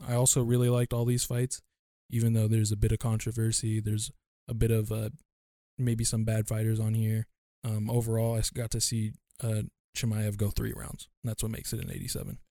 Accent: United States; me being Asian American

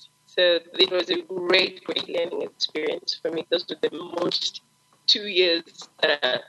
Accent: Zengeza/Chitungwiza area, Harare, Zimbabwe; I grew up in Zaretsekwa. It's just more location in Harare. And I grew up in a family of four. Mm-hmm. And I'm first girl, half with two elder brothers.

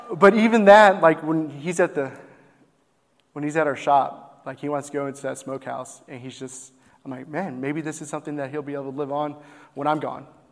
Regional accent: Grand Prairie, Texas, United States; we're born and raised in Grand Prairie.

